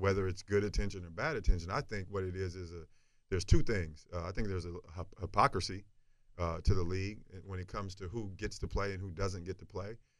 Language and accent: English; the South, United States; from where I'm from and growing up in the South